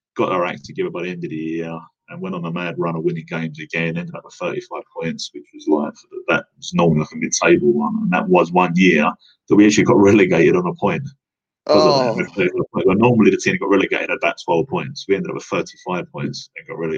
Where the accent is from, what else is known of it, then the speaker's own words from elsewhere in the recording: London, United Kingdom; I was born and, and grew up and at a school in East London, and I'm still based in East London.